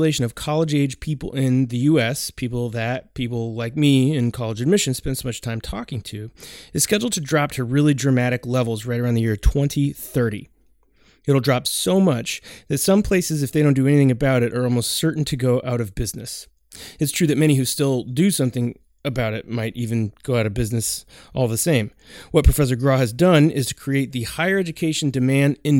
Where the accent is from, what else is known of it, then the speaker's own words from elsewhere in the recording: Oregon, United States; I am from Oregon